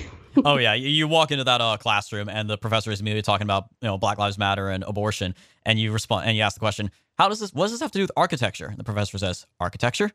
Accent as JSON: {"language": "English", "region": "California", "country": "United States", "said": "I'm from California"}